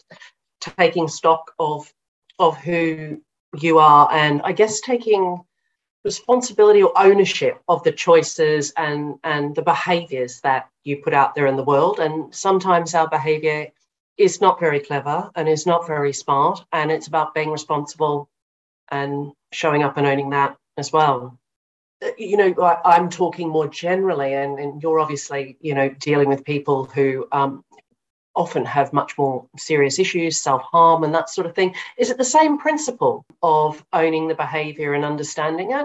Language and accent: English; Australia; I'm Australian. Everybody plays sport in Australia.